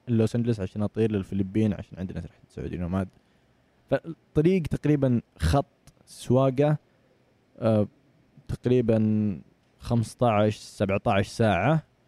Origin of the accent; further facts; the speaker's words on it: Saudi Arabia; من السعودية